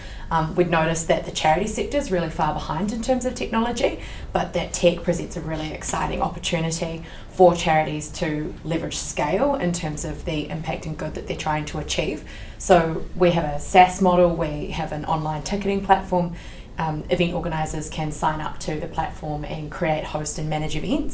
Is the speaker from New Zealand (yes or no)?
yes; Christchurch, Canterbury, New Zealand; And I'm from Christchurch as well originally.